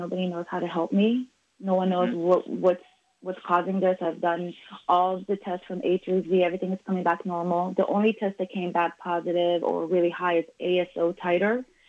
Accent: Israel; moved away; My parents, both of them smoked in the house forever since we were children growing up in Israel.

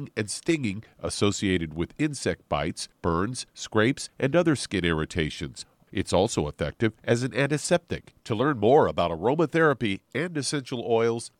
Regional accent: Midwest, United States; moved away as an adult; now in California, United States; growing up as a kid growing up in the Midwest.

